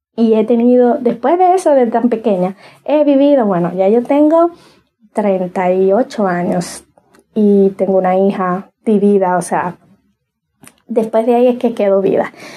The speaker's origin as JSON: {"language": "Spanish", "region": "Cibao", "country": "Dominican Republic", "said": "yo soy de República Dominicana y de la zona del Cibao"}